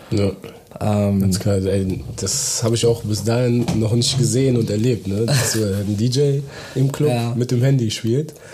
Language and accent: German; Bonn, North Rhine-Westphalia, Germany; Ich komme aus Bonn.